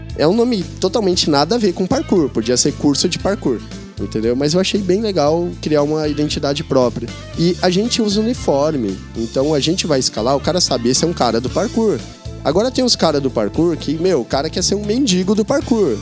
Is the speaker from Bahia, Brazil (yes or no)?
no; interior of São Paulo, Brazil; moved away as an adult; also born or lived in Garça / Bauru / Botucatu; now in São Paulo, Brazil; eu morava no interior de São Paulo, eu, eu nasci em Garça, e depois eu morei em Bauru, depois eu morei em Botucatu e consegui vir para São Paulo